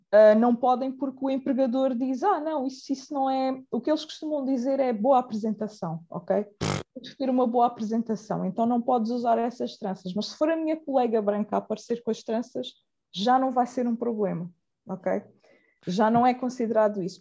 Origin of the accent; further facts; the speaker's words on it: Portugal; eu nasci cá, uh, em Portugal, cá, Portugal é, é cá